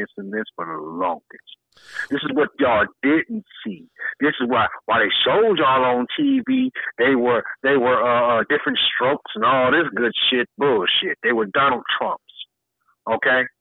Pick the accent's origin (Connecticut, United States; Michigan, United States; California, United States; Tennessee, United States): Michigan, United States; Detroit; I grew up on Mack and Van Dyke